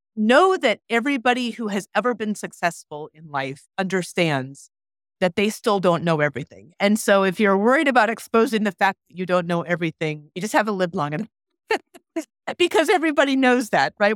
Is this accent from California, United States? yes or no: no; Anchorage, Alaska, United States; I grew up in Anchorage, Alaska, so not, not rural Alaska.